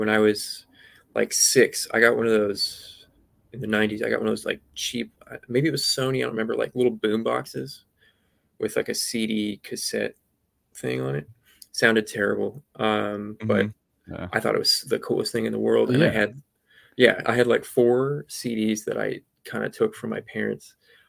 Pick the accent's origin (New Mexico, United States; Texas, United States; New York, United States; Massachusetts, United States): New Mexico, United States; Santa Fe; also born or lived in Santa Barbara; Which is lovely, but we had to move out of there when I was pretty young. It's really expensive. Then I spent most of my formative years in Santa Fe, New Mexico.